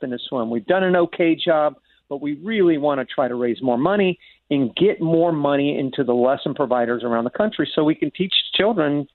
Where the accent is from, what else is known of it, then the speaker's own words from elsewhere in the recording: Florida, United States; I was born and raised in Florida. I'm a third generation Floridian